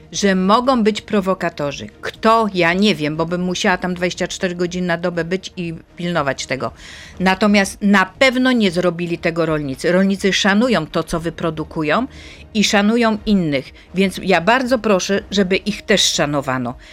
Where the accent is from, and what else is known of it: Poland